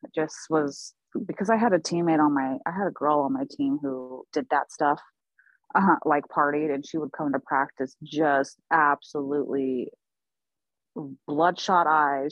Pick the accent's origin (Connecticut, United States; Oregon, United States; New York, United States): Oregon, United States; Portland; also born or lived in Oklahoma; I'm originally from Oklahoma. I was born there. I grew up here in the Pacific Northwest in Portland